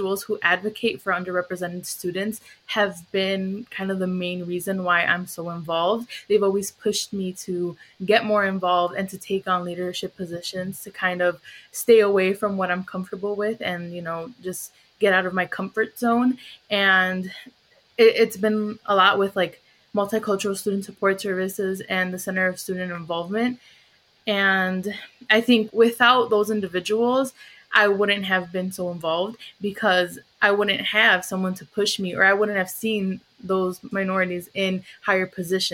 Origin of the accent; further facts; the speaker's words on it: southwest suburbs of Chicago, Illinois, United States; I was born in Chicago, but I moved to the southwest suburbs when I was three.